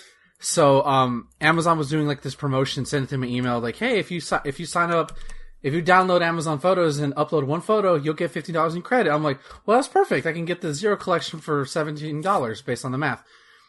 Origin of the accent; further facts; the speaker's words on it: the South, United States; I'm from the south.